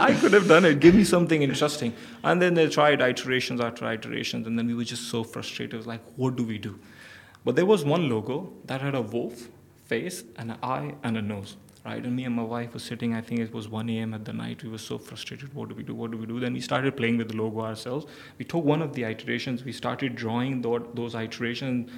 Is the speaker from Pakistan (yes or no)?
yes; Pakistan; moved away as an adult; now in Dubai, United Arab Emirates; I come from Pakistan.